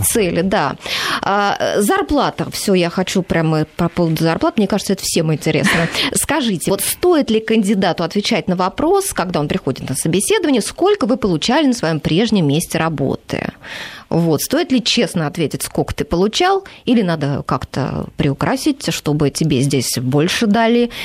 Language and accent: Russian; Voronezh, Voronezh Oblast, Russia; now in Moscow, Russia; я, например, из Воронежа